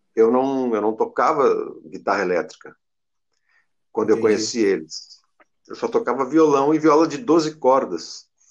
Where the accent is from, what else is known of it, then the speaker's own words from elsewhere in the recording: Porto Alegre, Rio Grande do Sul, Brazil; Eu fui criado aqui em Porto Alegre